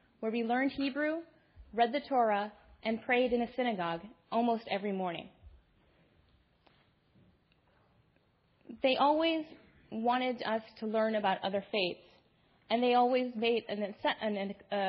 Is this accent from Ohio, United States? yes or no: yes; Toledo, Ohio, United States; I am a Muslim American woman born and raised in Toledo, Ohio, by two very loving Indian Muslim parents.